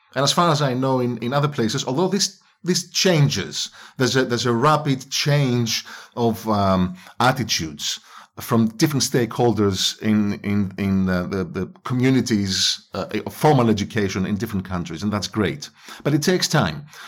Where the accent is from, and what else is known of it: Greece; English is a second language; moved away as an adult; also born or lived in England